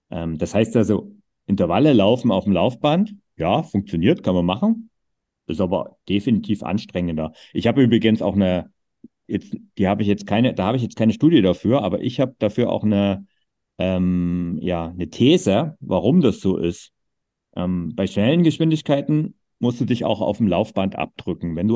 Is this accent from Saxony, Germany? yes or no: yes; Vogtland, Erzgebirge, Saxony, Germany; meine Heimat mit Vogtland, Erzgebirge